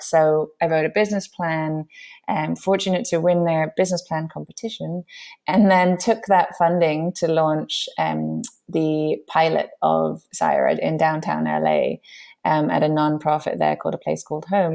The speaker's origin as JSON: {"language": "English", "region": "London", "country": "United Kingdom", "tie": "born or raised there", "also_born_or_lived": "New York", "moved": "as an adult", "said": "my background is I grew up in London"}